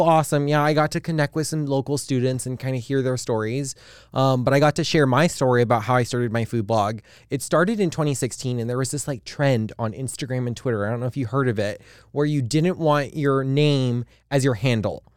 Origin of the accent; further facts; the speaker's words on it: Hawaii, United States; I'm from Hawaii